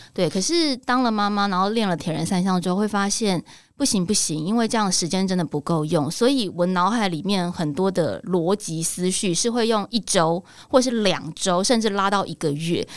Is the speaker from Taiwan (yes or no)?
yes; Taiwan; 台湾人如果碰到同样的事情，我们有没有办法有这个战斗民族的的性格出现？